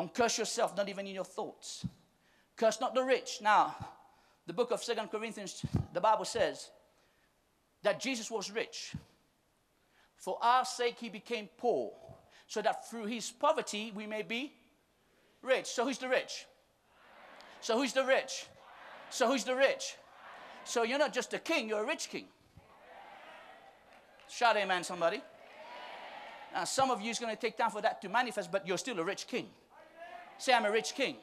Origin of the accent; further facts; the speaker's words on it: Mauritius; We're from Mauritius